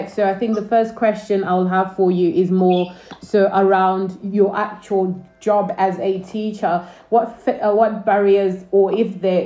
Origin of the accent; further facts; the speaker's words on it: Northampton, East Midlands, United Kingdom; I also went to school in Northampton